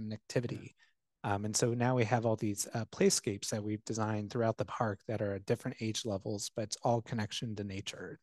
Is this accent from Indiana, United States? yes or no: yes; Bluffton, Indiana, United States; now in West Lafayette, United States; my hometown, uh, Bluffton